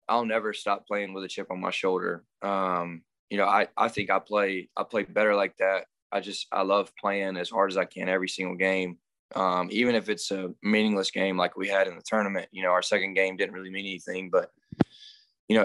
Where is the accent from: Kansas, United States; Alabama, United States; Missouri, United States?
Alabama, United States; Andalusia; growing up in Andalusia, a small town